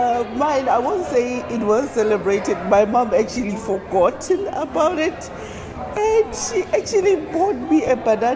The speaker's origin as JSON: {"language": "English", "country": "South Africa", "moved": "yes", "lives_now": "Ireland", "said": "I'm from South Africa"}